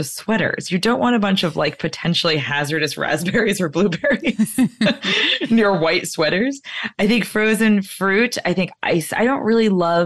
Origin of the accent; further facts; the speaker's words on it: White Plains, New York, United States; I grew up in White Plains, which is like a city of malls.